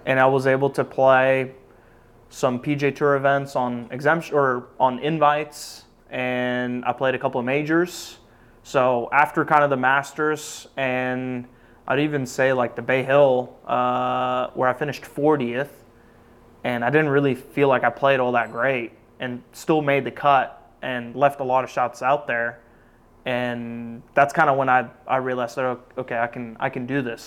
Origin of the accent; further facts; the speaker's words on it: Norway; moved away as an adult; also born or lived in Oklahoma; Growing up in Norway